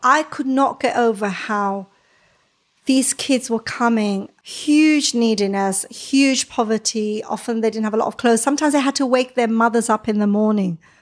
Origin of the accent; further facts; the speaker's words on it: Gibraltar; moved away as an adult; also born or lived in Israel; now in London, United Kingdom; So I'm from Gibraltar, lived in Israel for three years. I came to live in London initially